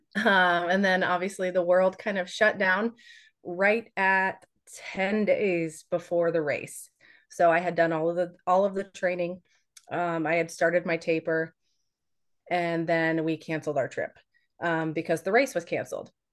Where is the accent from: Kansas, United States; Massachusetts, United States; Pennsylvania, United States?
Kansas, United States; Hays; I went to college at Fort Hays, um, in Hays, Kansas. That's where I'm, I'm from